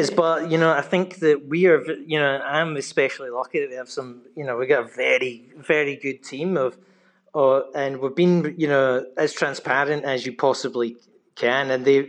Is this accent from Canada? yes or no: no; Glasgow, Scotland, United Kingdom; moved away; I speak to people all back in the UK where I'm from Glasgow